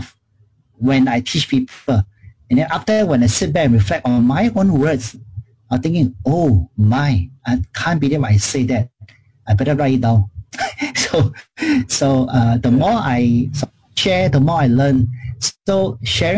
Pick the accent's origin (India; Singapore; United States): Singapore; I grew up in Chinatown